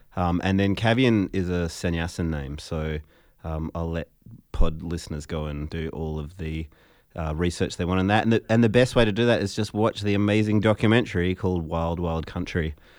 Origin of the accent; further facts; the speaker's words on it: Fremantle, Western Australia, Australia; growing up in Fremantle as a musician